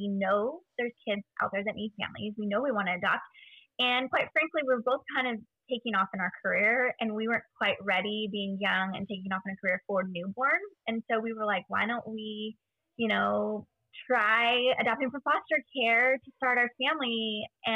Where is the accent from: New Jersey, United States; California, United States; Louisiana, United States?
California, United States; Central Valley of; also born or lived in Bay Area, California; we actually moved from the Bay Area when I was about 5 to the Central Valley of California to be with my extended family